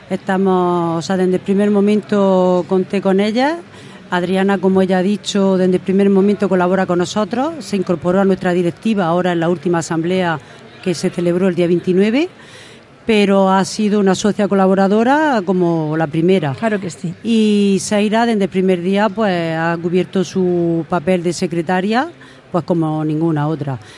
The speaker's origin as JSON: {"language": "Spanish", "town": "Torre Pacheco", "region": "Region of Murcia", "country": "Spain", "lives_now": "Roldán, Spain", "said": "Sí, bueno, mm, soy de Torre Pacheco y vivo"}